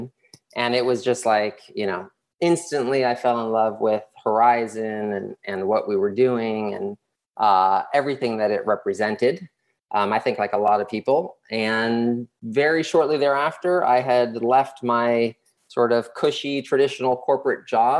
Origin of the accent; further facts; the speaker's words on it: Los Angeles, California, United States; moved away as an adult; also born or lived in Uruguay; now in Panama City, Panama; I grew up in Los Angeles